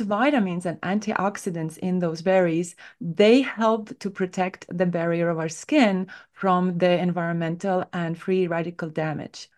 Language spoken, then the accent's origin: English; Estonia; moved away as an adult; now in United States; I grew up in Northern Europe